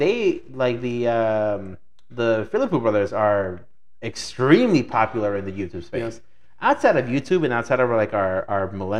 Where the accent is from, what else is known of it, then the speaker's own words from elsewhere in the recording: Mexico City, Mexico; moved away; also born or lived in Michoacán; growing up in Mexico, so Mexico City is very much like here.